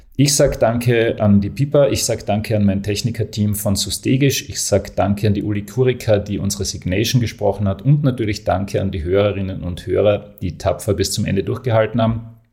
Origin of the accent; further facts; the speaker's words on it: Graz, Styria, Austria; Als Grazer